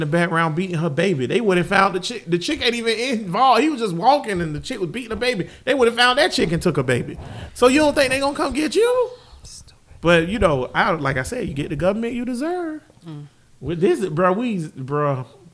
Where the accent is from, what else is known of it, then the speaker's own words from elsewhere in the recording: United States; I'm from Grand Paul